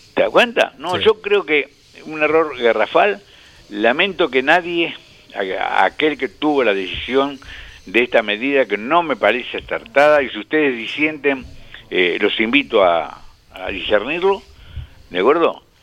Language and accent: Spanish; Pehuajó, Buenos Aires Province, Argentina; moved away; Y si vos vivís en Peguajó, mi pueblo de crecimiento, de nacimiento y y primeros años